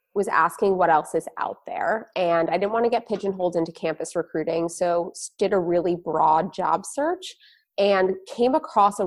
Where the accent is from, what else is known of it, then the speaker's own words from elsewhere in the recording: New Jersey, United States; I grew up in a suburb of New Jersey, so not too far from New York